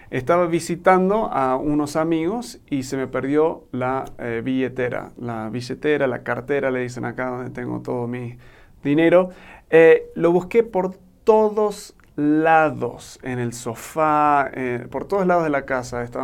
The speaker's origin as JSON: {"language": "Spanish", "country": "Argentina", "tie": "born or raised there", "lives_now": "Mexico", "said": "soy un gringo que se crió en Argentina y ahora vivo en México."}